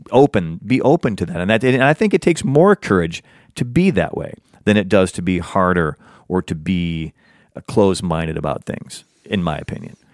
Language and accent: English; United States; I'm an American. I pay taxes in America. I speak the American version of English